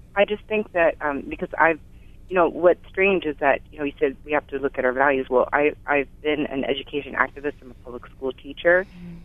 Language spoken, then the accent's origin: English; California, United States; also born or lived in Guam; now in Hawaii, United States; born and raised in California and I spent 17 years in Guam, now I've been 12 years in Hawaii